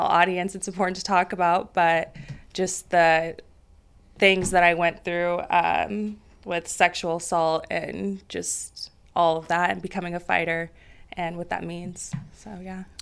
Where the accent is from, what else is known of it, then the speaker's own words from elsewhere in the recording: Roseville, California, United States; from Northern California. Roseville. It's about thirty minutes north of Sacramento suburban area. Um, yeah, so I grew up there